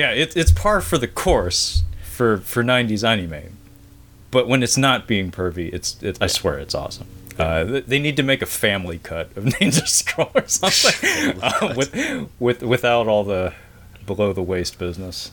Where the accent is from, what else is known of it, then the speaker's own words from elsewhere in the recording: Pacific Northwest, United States; my region, growing up in the Pacific Northwest